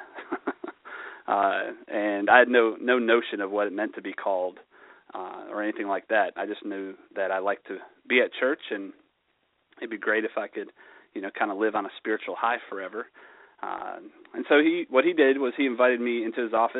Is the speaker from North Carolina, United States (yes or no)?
yes; Charlotte, North Carolina, United States; also born or lived in Royal Oak, Michigan; I was born in Royal Oak, Michigan, and grew up there, and moved down to Charlotte when I was 8 years old